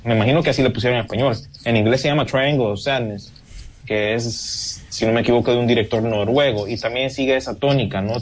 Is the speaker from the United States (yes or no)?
no; Honduras